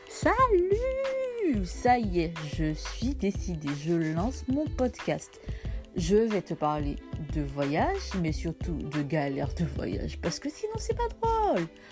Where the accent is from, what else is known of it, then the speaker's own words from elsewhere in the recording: Martinique, France; now in Paris, France; je suis martiniquaise, je vis à Paris